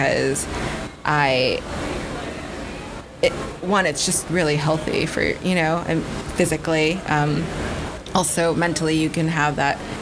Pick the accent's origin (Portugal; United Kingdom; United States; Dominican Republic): United States; Buffalo, New York; now in New York City, United States; I was born in New York City. When I was 1 year old, my family moved.